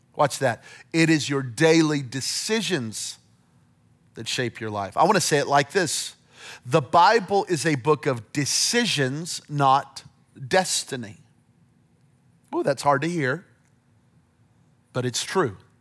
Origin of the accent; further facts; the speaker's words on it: Belen, New Mexico, United States; moved away; I'm from Belen, New Mexico, population seventeen hundred people